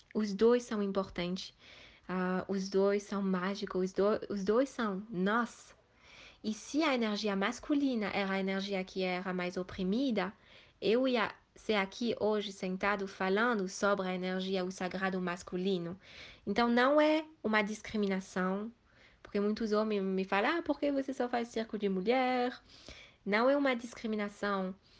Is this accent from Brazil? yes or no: no; Switzerland; moved away as an adult; also born or lived in India; Eu nasci na Suíça, fui criada na Suíça